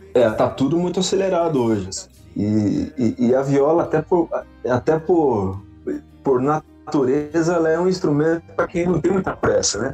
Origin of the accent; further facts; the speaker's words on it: Avaré, São Paulo, Brazil; Eu nasci em Avaré, na Santa Casa de Avaré, numa terça-feira, às 5 da manhã